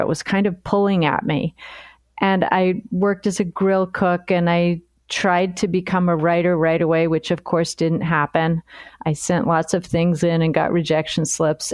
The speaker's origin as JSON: {"language": "English", "town": "New York City", "region": "New York", "country": "United States", "tie": "born or raised there", "also_born_or_lived": "Nantucket", "moved": "as an adult", "lives_now": "Chicago, United States", "said": "I was born in New York City"}